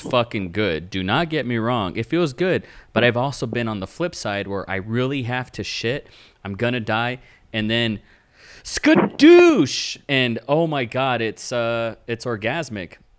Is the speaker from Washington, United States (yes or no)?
no; Texas, United States; I'm from Texas